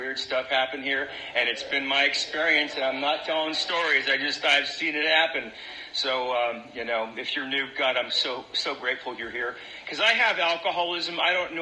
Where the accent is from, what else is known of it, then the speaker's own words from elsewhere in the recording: Central California, United States; I came from, I was raised up in Central California in a farming community